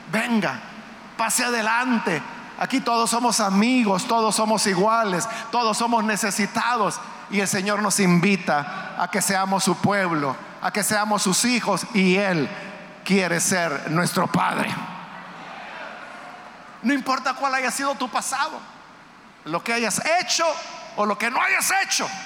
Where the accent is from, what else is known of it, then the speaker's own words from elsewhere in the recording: El Salvador; La mayoría de los que estamos acá somos salvadoreños. Pero es posible que haya guatemaltecos, hondureños aquí en medio nuestro. Nicaragüenses. Hay muchos nicaragüenses que vienen a trabajar acá al Salvador.